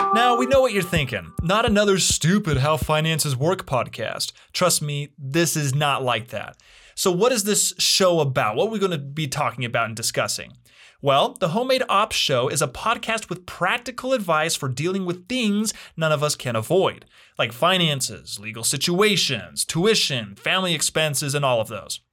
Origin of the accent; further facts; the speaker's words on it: Utah, United States; I'm originally from Utah